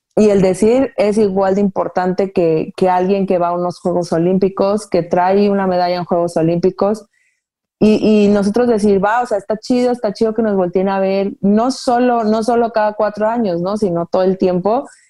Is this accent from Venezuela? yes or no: no; Guadalajara, Jalisco, Mexico; soy originaria de Guadalajara